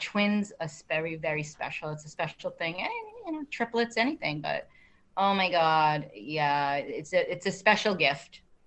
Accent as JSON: {"language": "English", "town": "Medford", "country": "United States", "tie": "born or raised there", "said": "I grew up in Medford, and we had a um, do you call it drive-in theater"}